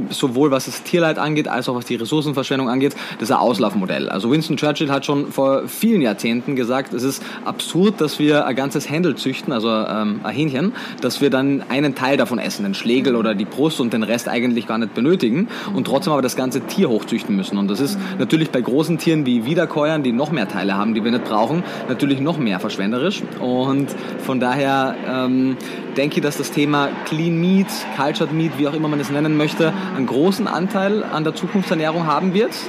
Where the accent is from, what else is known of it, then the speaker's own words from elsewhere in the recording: Austria; now in Berlin, Germany; wie man wahrscheinlich ab dem ersten Moment hört, bin ich Österreicher, bin geboren, aufgewachsen in Österreich, ähm, habe meinen Lebensmittelpunkt mittlerweile aber in Berlin in Deutschland